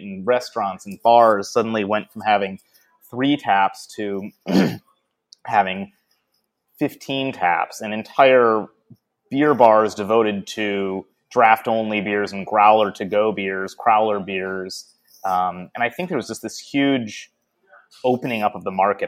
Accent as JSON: {"language": "English", "town": "Detroit", "region": "Michigan", "country": "United States", "moved": "as an adult", "lives_now": "Portland, United States", "said": "I am from Detroit, yeah. Uh, but I, I have not lived in Michigan for about, oh, 20 years now. Uh, I moved to Portland"}